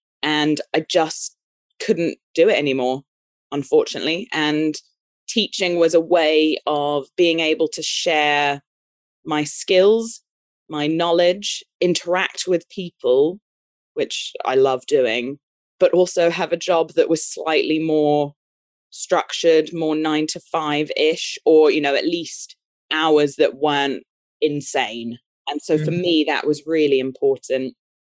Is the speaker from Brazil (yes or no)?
yes; Brazil; born there; I was born in Brazil. My dad's English. My mum's a Kiwi.